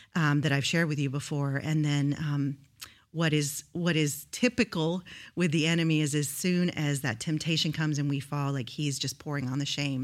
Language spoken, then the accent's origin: English; Houston, Texas, United States; moved away as an adult; now in Rio Grande Valley, United States; I grew up in Houston, Houston, Texas, but I moved to the Rio Grande Valley when I was about twenty-three